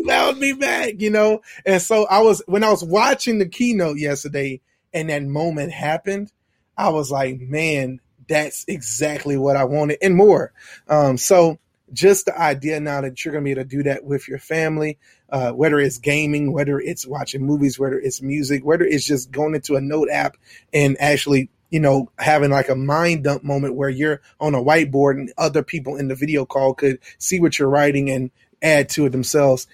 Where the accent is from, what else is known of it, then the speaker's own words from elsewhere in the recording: Baton Rouge, Louisiana, United States; from Baton Rouge, Louisiana